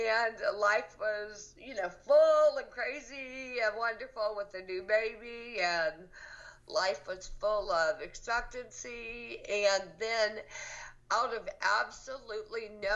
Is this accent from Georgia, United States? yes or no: yes; Athens, Georgia, United States; moved away as an adult; also born or lived in Los Angeles, California; now in Alabama, United States; I am from Athens, Georgia, born and raised